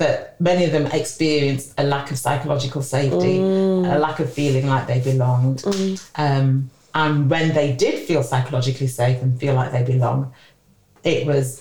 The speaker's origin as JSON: {"language": "English", "town": "Sheffield", "region": "Yorkshire and the Humber", "country": "United Kingdom", "said": "I'm originally from Sheffield"}